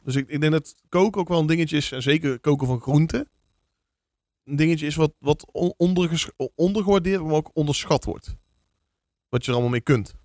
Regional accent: Vlijmen, North Brabant, Netherlands; ik kom dan van oorsprong uit Vlijmen. En dat is een dorpje met 12, 13.000 inwoners.

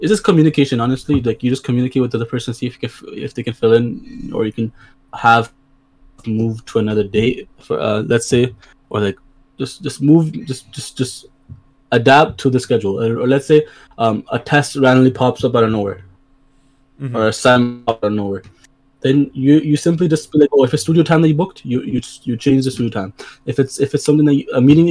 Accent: Brampton, Ontario, Canada; I come from Brampton

